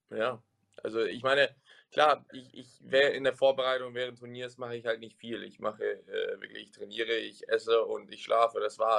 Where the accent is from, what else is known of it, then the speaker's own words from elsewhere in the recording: Germany; ich bin Deutscher, ich bin in Deutschland geboren, ich bin in Deutschland aufgewachsen